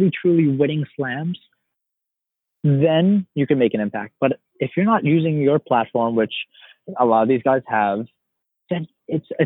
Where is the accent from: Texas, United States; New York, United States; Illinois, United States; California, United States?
New York, United States; And oh wait, I'm from New York. I can go watch the US Open.